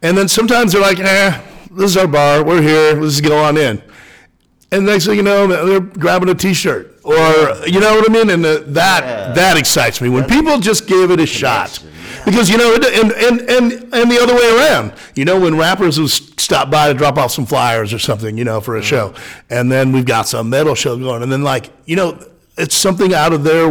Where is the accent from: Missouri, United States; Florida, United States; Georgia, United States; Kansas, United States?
Kansas, United States; Baldwin City; I grew up in Baldwin, Kansas, just south of here